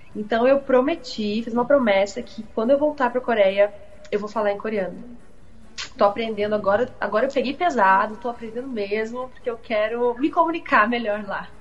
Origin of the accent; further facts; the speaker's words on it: Brazil; eu realmente sou brasileira, não tenho nenhuma ascendência né, asiática, oriental.